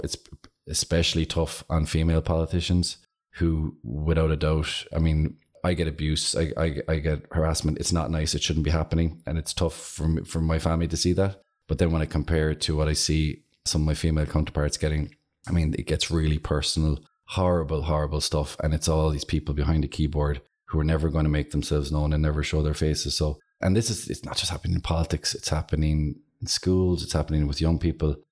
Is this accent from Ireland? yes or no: yes; Clonakilty, Munster, Ireland; I'm from Clonakilty